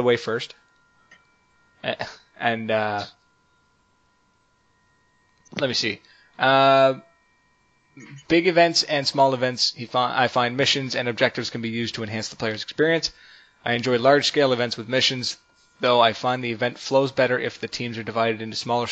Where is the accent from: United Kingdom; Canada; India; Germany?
Canada; We're Canadian now.